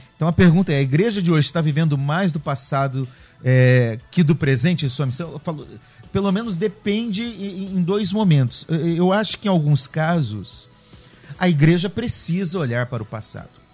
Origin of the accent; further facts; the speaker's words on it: Curitiba, Paraná, Brazil; Eu sou de Curitiba, lá em Curitiba, terra fria, com chuva.